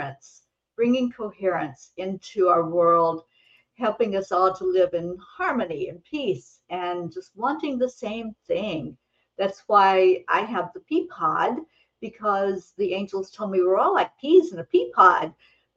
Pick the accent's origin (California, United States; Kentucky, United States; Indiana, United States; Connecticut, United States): Kentucky, United States; the hills of; moved away; I grew up in a big family. There were 13 children in my family. I was number 9, and it was in the hills of Kentucky. I grew up in the Appalachian Mountains